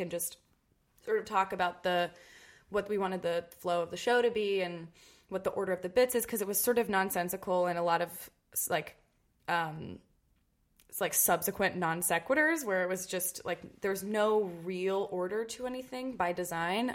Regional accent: Cincinnati, Ohio, United States; Growing up in Cincinnati was awesome. Uh, I was born and raised there, lived there till I went uh, to college

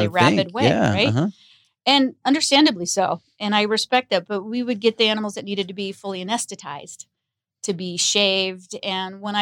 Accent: Los Angeles, California, United States; growing up in Los Angeles, you know, that was Hollywood

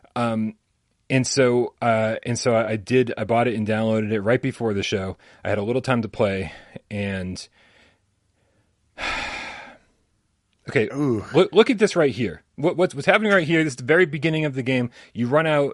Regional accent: Boston, Massachusetts, United States; I'm from Boston

